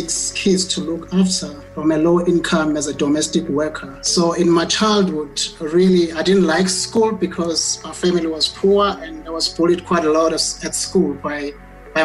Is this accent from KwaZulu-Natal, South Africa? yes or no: yes; Ndwedwe, KwaZulu-Natal, South Africa; moved away as an adult; now in Johannesburg, South Africa; I was born in KwaZulu-Natal, in Ndwedwe, again, which is a poor rural village in the northern part of Durban, in KwaZulu-Natal. So I only came to Johannesburg